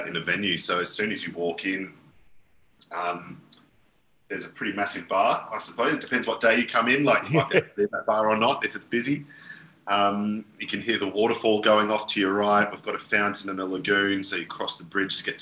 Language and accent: English; Yarra Valley, Victoria, Australia; growing up in the Yarra Valley, you pretty much get a job at a winery as soon as humanly possible